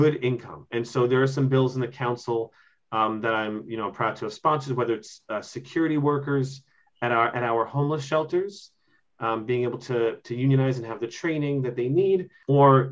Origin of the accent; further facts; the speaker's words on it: Mitchell-Lama housing, New York, United States; I grew up in Mitchell-Lama housing